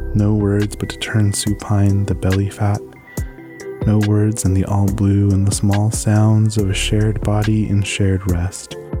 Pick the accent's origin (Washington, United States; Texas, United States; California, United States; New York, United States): California, United States; San Diego; now in Bay Area, United States; I grew up in San Diego, California, specifically National City and Chula Vista